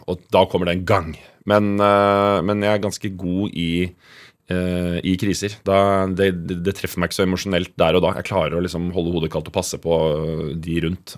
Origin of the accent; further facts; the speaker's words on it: Oslo, Norway; also born or lived in Mortensrud, Oslo; Nordstrand er en eh, ganske rik, eh, hvit bydel i, eh, i Oslo. Som jeg vokste opp